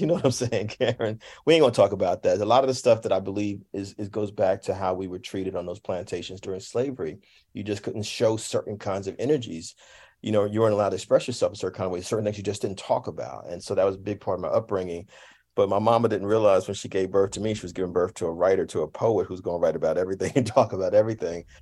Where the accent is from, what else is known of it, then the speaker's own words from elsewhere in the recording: Jersey City, New Jersey, United States; moved away; Jersey City, my hometown, my home state